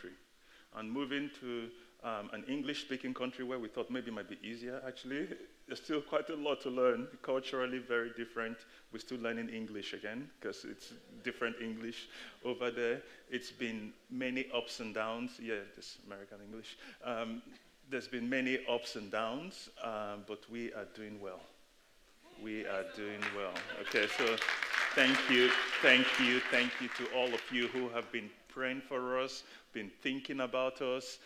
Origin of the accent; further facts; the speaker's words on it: Nigeria; also born or lived in United Kingdom; now in Boston, United States; I am Nigerian, I am British. I spent half of my life in Nigeria and then the other half here in the UK before moving to the States in Boston about 8 months ago